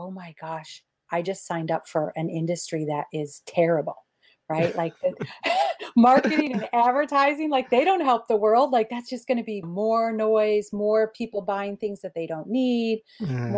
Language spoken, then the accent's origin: English; Midwest, United States; I was born in the Midwest